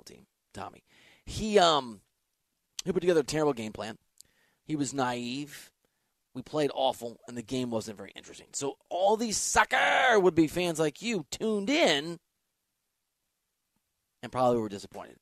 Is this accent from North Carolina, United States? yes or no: no; Iowa, United States; I'm from Iowa